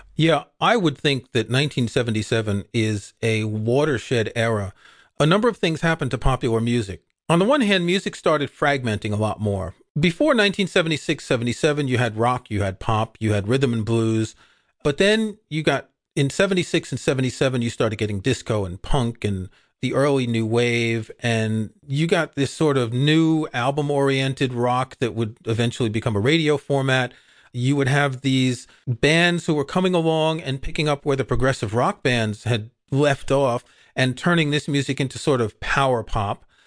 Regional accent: New York, United States; I grew up in New York

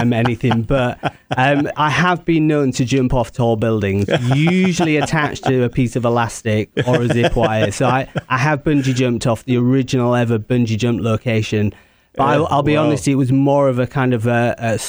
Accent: England, United Kingdom; I'm English

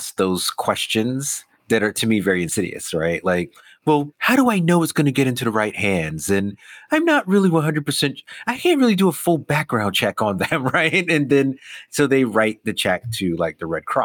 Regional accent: New York, United States; I grew up in New York, you know, my family's West Indian

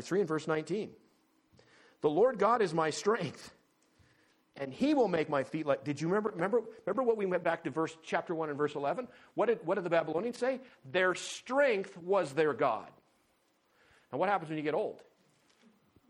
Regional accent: North Dakota, United States; moved away; also born or lived in Paradise Valley, Montana; growing up in North Dakota, there were not a lot of high places

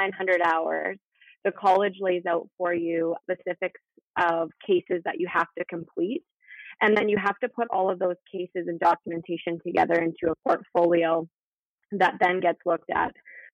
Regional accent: Prince George, British Columbia, Canada; moved away as an adult; I made the jump back home. I'm from Prince George, so it was nice to be able to come back here

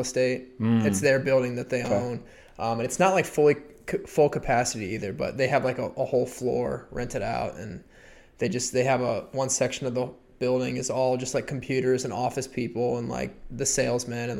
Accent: Midwest, United States; we're from the Midwest

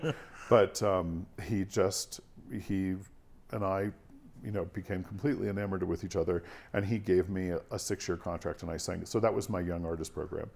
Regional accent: Washington, District of Columbia, United States; my hometown. So Washington

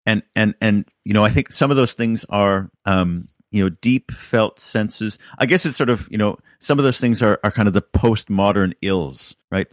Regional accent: Canada; moved away as an adult; now in United Kingdom; as a Canadian

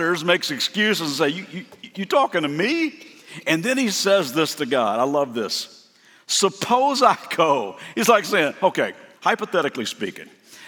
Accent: Lexington, Kentucky, United States; I'm from Lexington, Kentucky

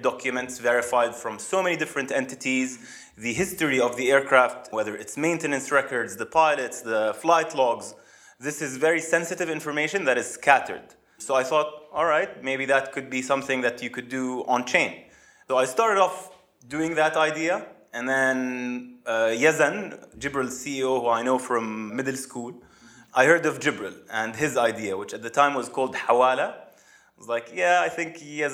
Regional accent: Amman, Amman Governorate, Jordan; moved away as an adult; also born or lived in United States / Saudi Arabia; I was born and raised in Jordan, in Amman, moved to the US to study industrial engineering at Purdue University

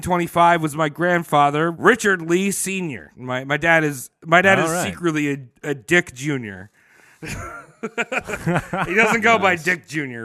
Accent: New Zealand; As a Kiwi, I sucked.

